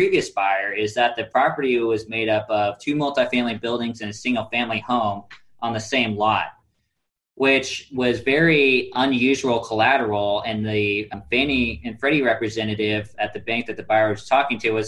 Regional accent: Kansas City, United States; moved away; I'm from Kansas City originally

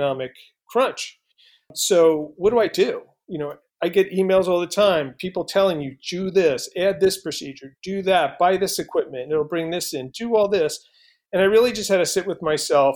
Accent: East Coast, United States; moved away; Being from the East Coast

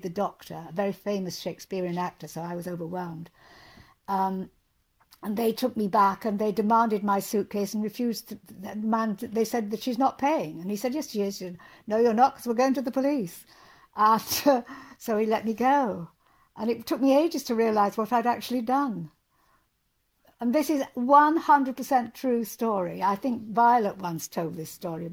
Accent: Hull, Yorkshire and the Humber, United Kingdom; moved away as an adult; also born or lived in Cottingham; I'm from Yorkshire, the East Riding. I was born in Cottingham. I went to school in Hull.

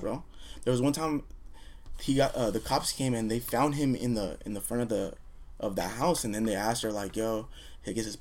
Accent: Garden Grove, California, United States; Garden Grove, like when I was growing up, it was you know, home.

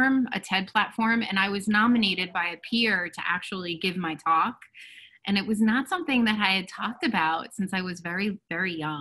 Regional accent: New Jersey, United States; I live in New Jersey. I am a resident of my hometown

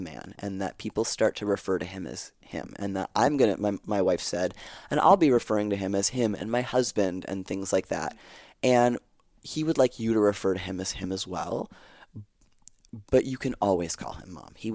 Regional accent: Canada; We're Canadian, so we speak Francais

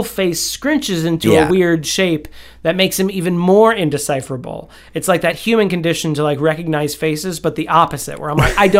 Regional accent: Scotland, United Kingdom; Yeah, but I'm Scottish, so it gets a lot of stuff.

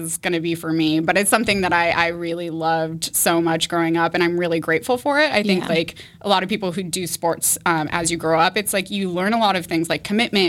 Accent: Boulder, Colorado, United States; also born or lived in San Francisco; now in Boston, United States; I grew up in Boulder, Colorado.

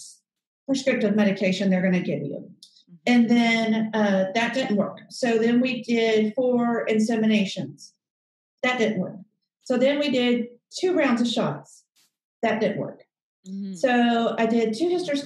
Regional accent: Alabama, United States; moved away as an adult; now in Houston, United States; I'm from Alabama, and I went to a small private liberal arts school called Birmingham Southern

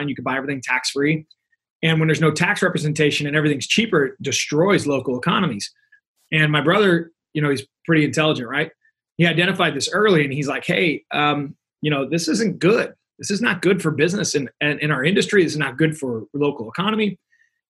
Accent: Missouri, United States; I'm from Missouri

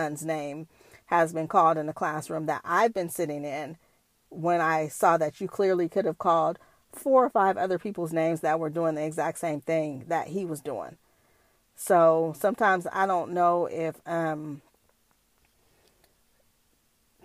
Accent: Bay Area, California, United States; I'm from the Bay Area

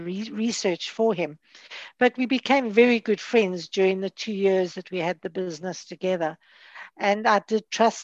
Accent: Johannesburg, Gauteng, South Africa; moved away as an adult; now in Cape Town, South Africa; I was born and brought up in Johannesburg, and I moved to Cape Town when I was 40.

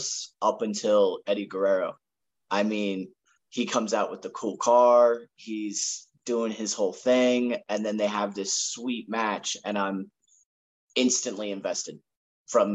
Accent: Akron, Ohio, United States; from Akron originally, and I was going to preschool, daycare, kindergarten

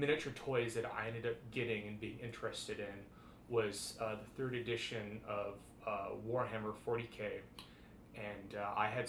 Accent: Las Vegas, Nevada, United States; now in Portland, United States; I grew up in Las Vegas, Nevada

